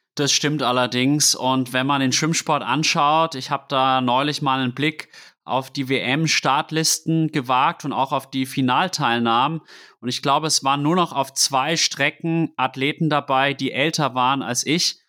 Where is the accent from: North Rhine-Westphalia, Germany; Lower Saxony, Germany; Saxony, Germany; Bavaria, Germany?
Bavaria, Germany; Würzburg; ich bin in Würzburg groß geworden